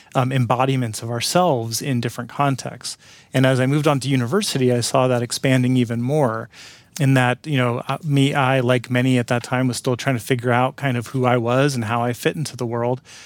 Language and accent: English; San Francisco Bay Area, California, United States; I grew up in the Bay Area of California, in San Francisco Bay Area